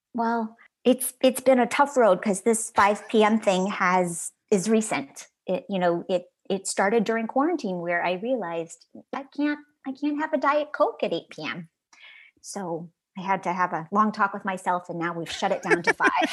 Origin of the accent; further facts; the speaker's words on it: Chicago, Illinois, United States; now in Los Angeles, United States; growing up in Chicago